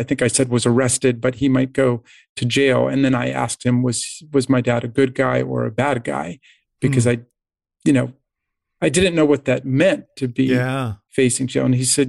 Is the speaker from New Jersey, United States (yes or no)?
no; Maryland, United States; also born or lived in East Coast / Washington, District of Columbia, United States; I was born on the East Coast and have spent most of my life in Maryland or in DC.